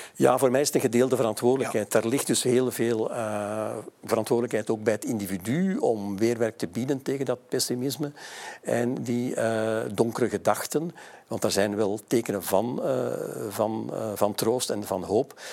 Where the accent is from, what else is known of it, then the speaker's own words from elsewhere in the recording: Mechelen, Flanders, Belgium; mijn geboortestad eh, Mechelen.